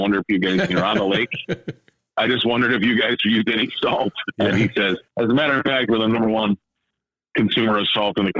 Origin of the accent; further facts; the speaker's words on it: Lake Minnetonka, Minnesota, United States; also born or lived in Des Moines, Iowa; I was born in Des Moines, Iowa, because my folks got married there, and then they lived there for a while. So my brother and I were born in Des Moines, Iowa. And then my father got transferred up up to Lake Minnetonka.